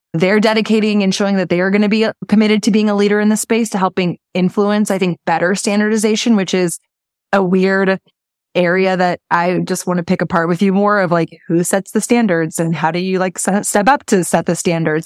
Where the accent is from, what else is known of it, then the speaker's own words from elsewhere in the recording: Texas, United States; being here in Texas, my first six months to a year in business